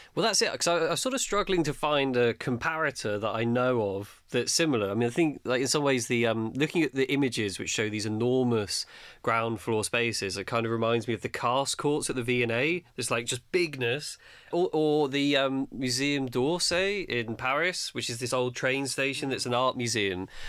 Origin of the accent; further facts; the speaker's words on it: London, United Kingdom; as a Londoner